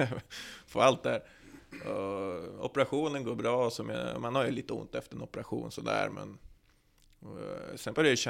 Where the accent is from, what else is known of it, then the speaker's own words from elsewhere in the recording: Norrland, Sweden; Jag är från Norrland, då, då biter man ihop.